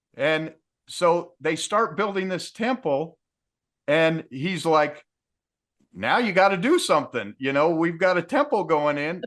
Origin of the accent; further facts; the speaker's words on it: Utah, United States; I grew up in Utah in the 70s.